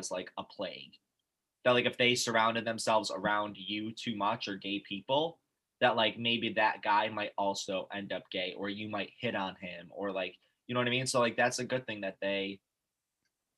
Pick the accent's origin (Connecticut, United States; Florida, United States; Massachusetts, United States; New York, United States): New York, United States; Syracuse; moved away; growing up in Syracuse